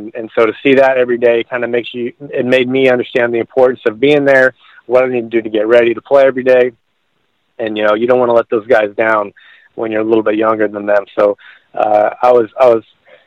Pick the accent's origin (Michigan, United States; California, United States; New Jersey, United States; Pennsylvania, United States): California, United States; Riverside; I grew up in Riverside, which is about, you know, 30 minutes from Angel Stadium